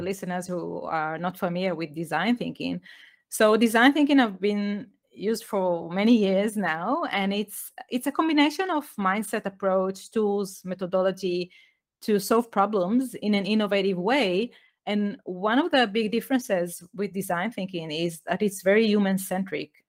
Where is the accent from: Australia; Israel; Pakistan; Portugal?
Israel; English is a second language; moved away as an adult; also born or lived in United Kingdom; I was born in Israel. I grew up there